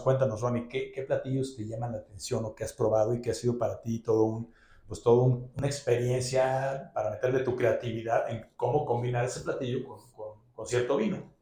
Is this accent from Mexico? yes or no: yes; Mexico; nuestro querido país, pues los, lo celebran como si estuvieran aquí en México